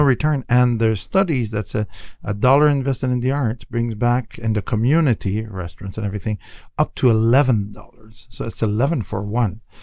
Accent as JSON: {"language": "English", "country": "Canada", "moved": "yes", "lives_now": "United States", "said": "I'm from Canada."}